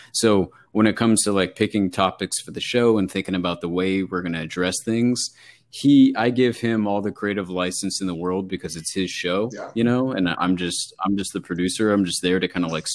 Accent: Bay Area, California, United States; moved away as an adult; also born or lived in Los Angeles, California; now in Connecticut, United States; growing up in the Bay Area in California

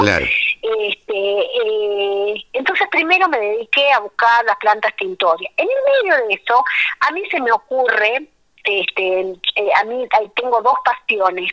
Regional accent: Jujuy, Argentina; also born or lived in La Quiaca / Tilcara / Abrapampa; nací en La Quiaca, que es el pueblo que está en el límite con Bolivia. Mamá era de La Quiaca y mi papá de Tilcara, así que mi infancia y mi adolescencia han transitado entre, entre La Quebrada y La Puna

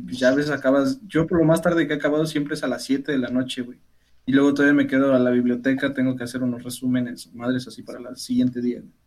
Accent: Teziutlán, Puebla, Mexico; lo que nosotros conocemos como bolillo aquí en Teciutlán

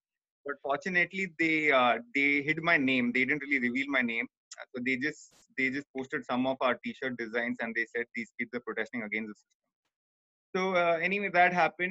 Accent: Mumbai, Maharashtra, India; also born or lived in Saudi Arabia / Kerala; I moved back to Bombay for essentially to pursue my education, my hometown Bombay

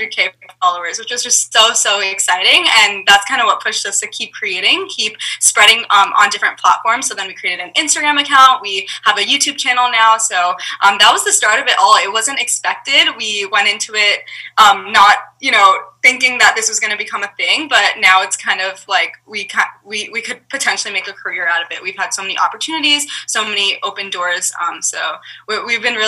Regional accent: New York City, New York, United States; we grew up in Brooklyn, and there was a huge Russian community out there

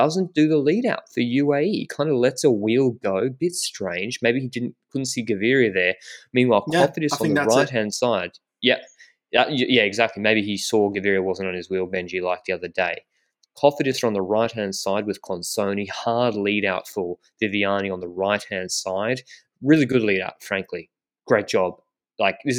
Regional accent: Australia; I'm the Australian

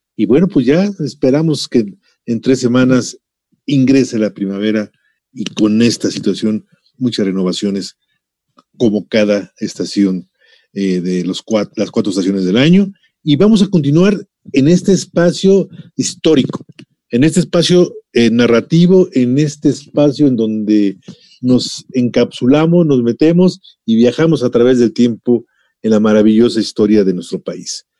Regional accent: Mexico; nos identifica a todos como mexicanos

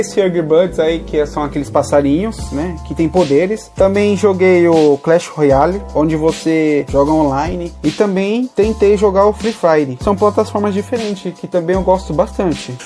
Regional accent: São Paulo, Brazil; Eu sou aqui de São Paulo, moro aqui no, na Zona Sul

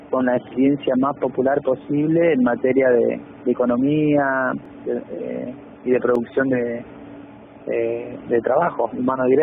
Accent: José León Suárez, Buenos Aires Province, Argentina; sí soy de Carcova

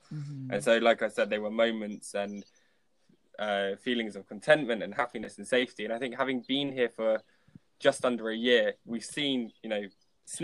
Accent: London, United Kingdom; moved away as an adult; also born or lived in Leicester; now in Marbella, Spain; I was born in London and I went to university in Leicester for 3 years. But I mean, that's the only time that I ever lived away from London.

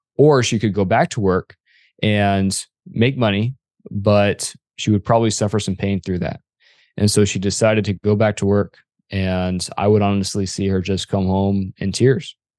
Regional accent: Arizona, United States; I am from Arizona

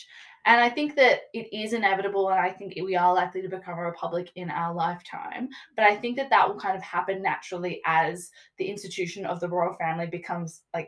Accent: Australia; I probably reflect attitudes of a lot of Australians, particularly people our age

